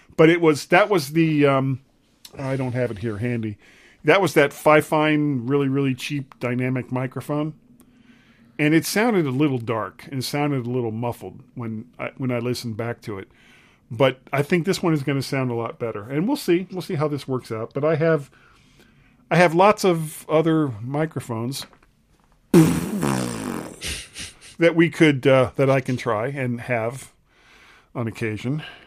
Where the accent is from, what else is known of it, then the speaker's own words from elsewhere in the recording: South Florida, United States; moved away; some of my friends, of course, that, that I grew up with in South Florida